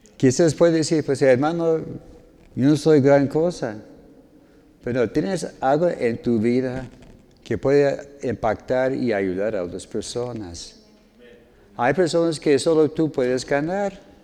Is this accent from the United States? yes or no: yes; United States; born or raised there; Spanish is a second language; moved away as an adult; now in Mexico